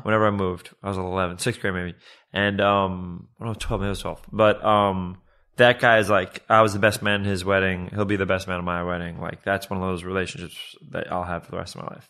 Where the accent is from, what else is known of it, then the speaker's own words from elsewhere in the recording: New York City, New York, United States; moved away as an adult; also born or lived in Westchester, New York; now in Los Angeles, United States; When I was a kid, I moved from Riverdale, which is like the northern part of the Bronx, and up to Westchester